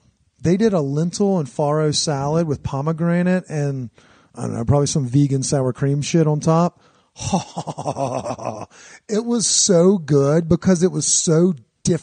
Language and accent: English; Cajun country, Louisiana, United States; now in Denver, United States; we grew up in Cajun country.